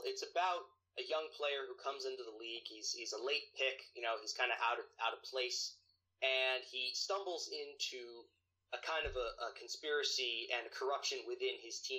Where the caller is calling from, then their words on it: New Jersey, United States; I am right now from New Jersey.